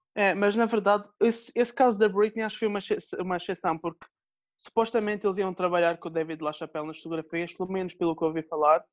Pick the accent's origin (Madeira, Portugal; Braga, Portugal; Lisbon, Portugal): Madeira, Portugal; sou da Madeira